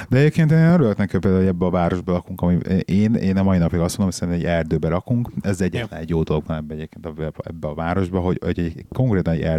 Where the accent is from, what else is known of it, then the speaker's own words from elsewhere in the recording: Budapest, Hungary; moved away; Tehát így Pestre elmenni turistáskodni úgy, hogy most hiába ott születtem, meg ott nőttem föl, nagyon jó.